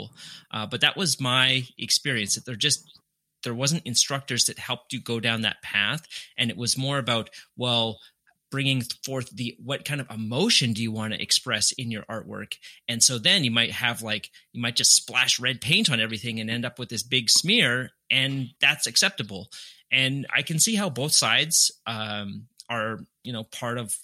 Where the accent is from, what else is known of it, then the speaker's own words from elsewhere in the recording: Winnipeg, Manitoba, Canada; also born or lived in Calgary, Alberta, Canada; So I was born in Calgary, Canada. Then when I was either 3 or 4, I moved to Winnipeg, which is the city where I went to university